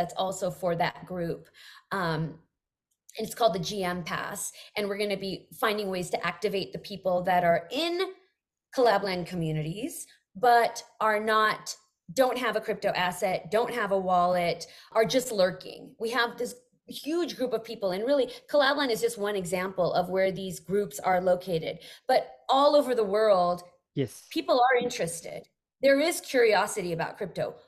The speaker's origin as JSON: {"language": "English", "area": "Bay Area", "region": "California", "country": "United States", "said": "I'm from the Bay Area"}